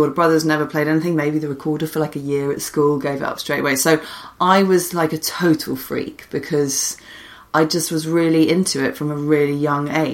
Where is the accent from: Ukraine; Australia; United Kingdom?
United Kingdom; London; I grew up in London, I used to go to the Proms a lot